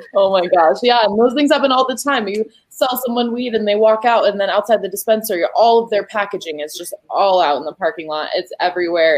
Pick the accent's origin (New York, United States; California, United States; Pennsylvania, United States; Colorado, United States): Colorado, United States; the state of Colorado specifically, my home state that I love